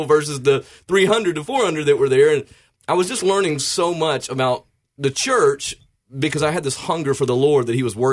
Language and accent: English; Memphis, Tennessee, United States; also born or lived in Fayette County, Tennessee; I grew up in and around the Memphis area